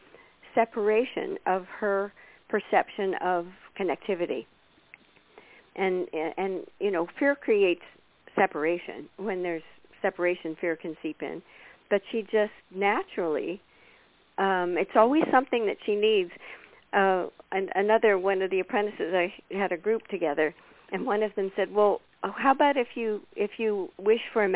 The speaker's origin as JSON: {"language": "English", "country": "United States", "said": "from America"}